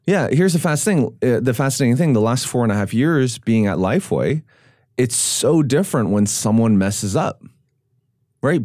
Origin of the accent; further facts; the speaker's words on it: Vancouver, British Columbia, Canada; now in Nashville, United States; I grew up in Vancouver, and it's like no one went to church